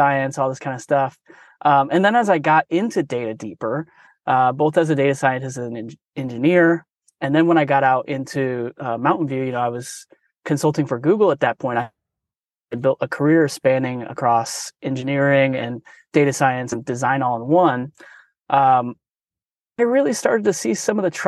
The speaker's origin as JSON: {"language": "English", "town": "Omaha", "region": "Nebraska", "country": "United States", "moved": "yes", "lives_now": "San Francisco, United States", "said": "I'm from Omaha, Nebraska originally"}